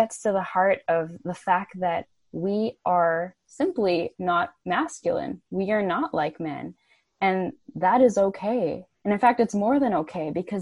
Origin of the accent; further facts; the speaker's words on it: Vancouver, British Columbia, Canada; I was in Ottawa, so Canada's nation's capital, and I'm from Vancouver